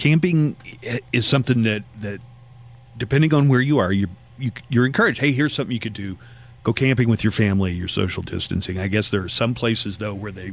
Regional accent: Tornado Alley, United States; I grew up in Tornado Alley.

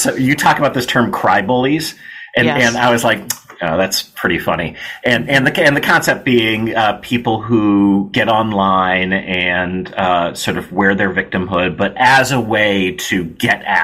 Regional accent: Kenilworth, Illinois, United States; I grew up in Kenilworth, Illinois, which at that point was one of the wealthiest suburbs in America.

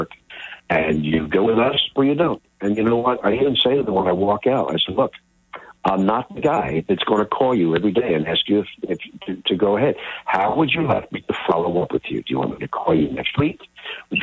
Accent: Philadelphia, Pennsylvania, United States; I grew up in Philly

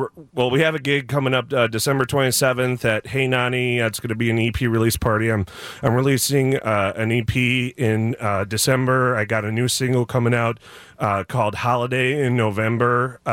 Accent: Buffalo Grove, Illinois, United States; also born or lived in Highland Park, Illinois; now in Glenview, United States; Well, I was born in Highland Park and then was raised in Buffalo Grove, and now my wife and I live in Glenview.

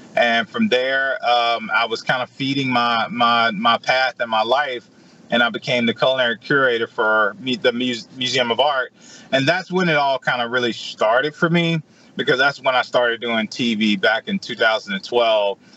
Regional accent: Edwards, Mississippi, United States; also born or lived in Jackson, Mississippi / Anchorage, Alaska; I'm from Edwards, Mississippi. I grew up on the farm.

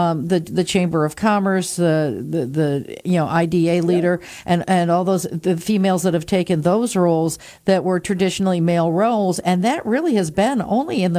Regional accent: Binghamton, New York, United States; came back to my hometown of Binghamton

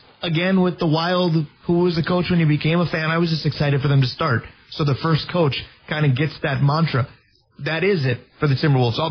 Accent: Minnesota, United States; I was just excited to have NBA basketball in my home state

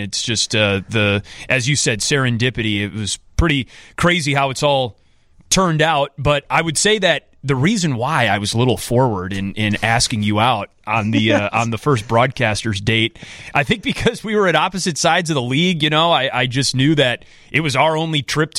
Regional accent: Wisconsin, United States; In Beloit, Wisconsin, yes, my home state. You know, I love all things Wisconsin

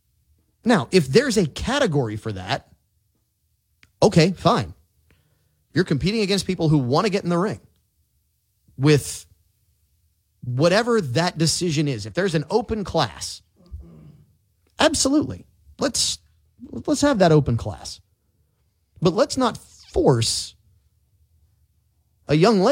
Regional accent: New Orleans, Louisiana, United States; I'm from New Orleans

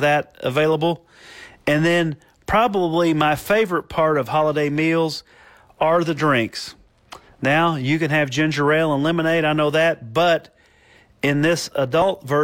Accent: Italy; the Piedmont in my home country of Italy

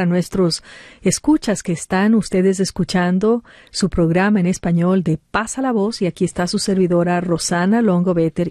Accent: Ecuador; moved away; en Ecuador, aparte de donde yo vengo

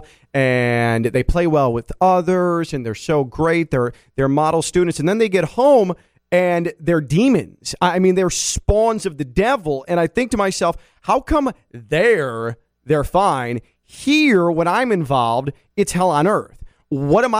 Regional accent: Chicago, Illinois, United States; moved away as an adult; also born or lived in Valparaiso, Indiana; now in West Palm Beach, United States; Grew up in the western suburbs of Chicago

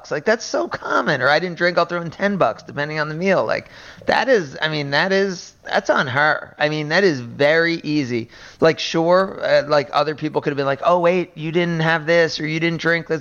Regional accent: New Jersey, United States; I'm from New Jersey

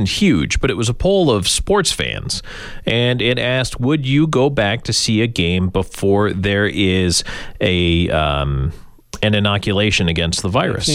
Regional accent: Buffalo, New York, United States; moved away; also born or lived in Rochester, New York; my hometown of Buffalo, New York

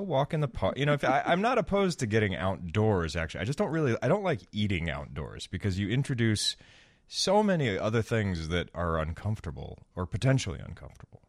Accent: Florida, United States; now in Chicago, United States; I grew up in Florida

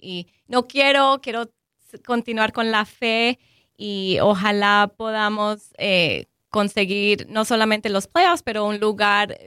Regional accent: Colombia

